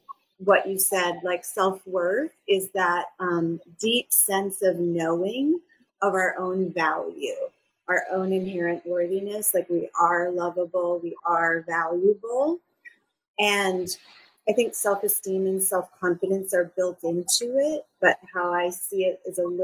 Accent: Minnesota, United States; moved away as an adult; now in San Diego, United States; I'm originally from Minnesota, and one of the things that I love is that I followed my heart to move to California and live by the ocean. So I live in San Diego.

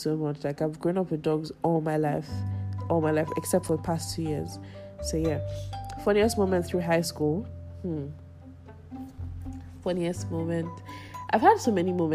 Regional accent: Lagos, Nigeria; I grew up in Lagos, Nigeria, Ogudu to be precise.

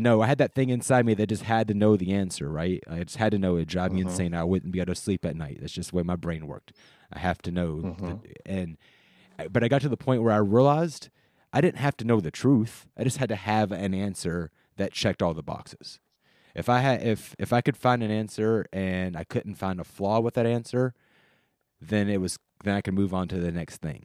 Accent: United States; We're all American here

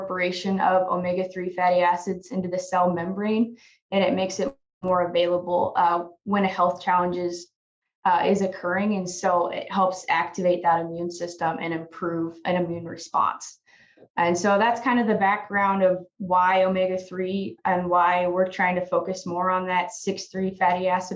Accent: Oakland, Nebraska, United States; moved away as an adult; now in Manhattan, United States; I'm originally from Oakland, Nebraska, but I did my undergrad here at K-State

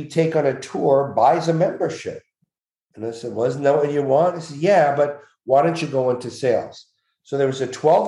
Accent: Montreal, Quebec, Canada; I'm from Montreal

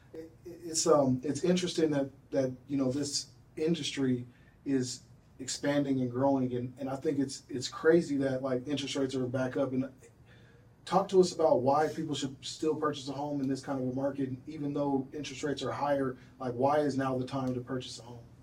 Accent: North Aurora, Illinois, United States; I grew up in the inner city. You know, I grew up I, I grew up in North Aurora

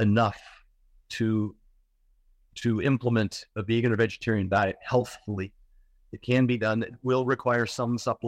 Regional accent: Oregon, United States; I grew up in Oregon

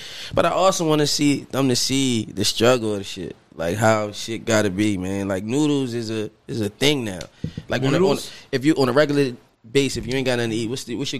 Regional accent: Philadelphia, Pennsylvania, United States; I'm from Southwest.

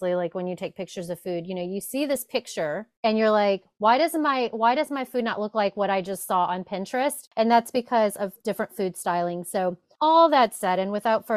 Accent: Louisiana, United States; I am from Louisiana

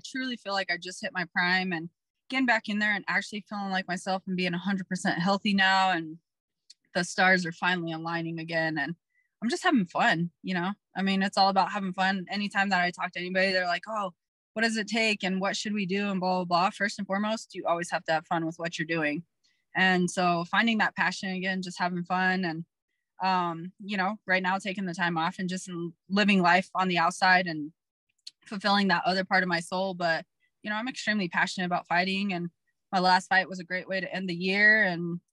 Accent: Colorado, United States; born and raised in Colorado

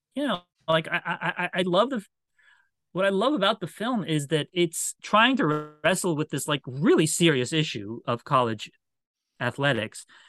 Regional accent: Washington, United States; I was a Washington Bullets fan because that was my hometown team

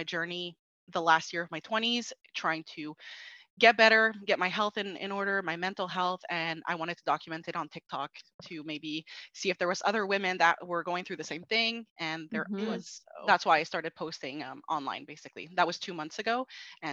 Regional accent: Montreal, Quebec, Canada; I'm from Montreal, Quebec

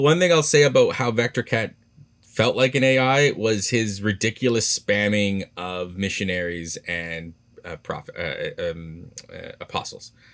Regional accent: Canada; I'm Canadian

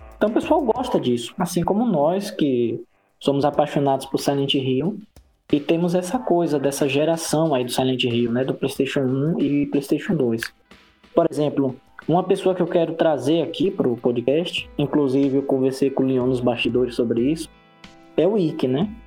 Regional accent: Northeast Region, Brazil; Eu sou do Nordeste

